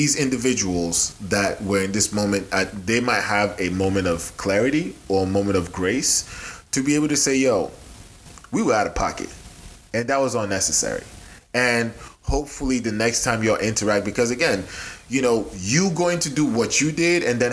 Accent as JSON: {"language": "English", "country": "Nigeria", "moved": "yes", "said": "I'm Nigerian"}